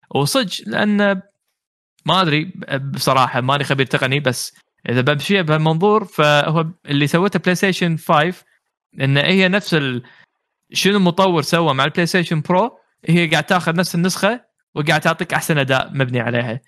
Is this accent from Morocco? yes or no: no; Kuwait; عندنا بالكويت